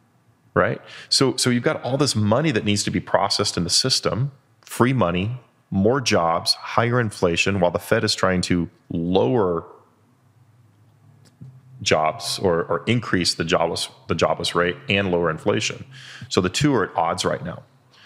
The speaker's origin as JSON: {"language": "English", "country": "United Kingdom", "said": "As a Brit, it looks very similar to Parliament."}